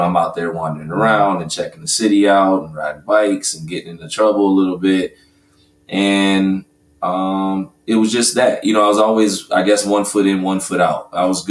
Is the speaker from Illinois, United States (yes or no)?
yes; Glendale Heights, Illinois, United States; moved away as an adult; also born or lived in Virginia; now in Atlanta, United States; grew up in a suburb right outside of Chicago, Illinois, Glendale Heights